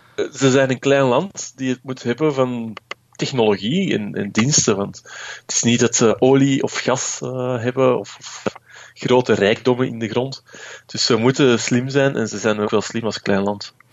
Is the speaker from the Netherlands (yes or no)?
no; Belgium; als Belg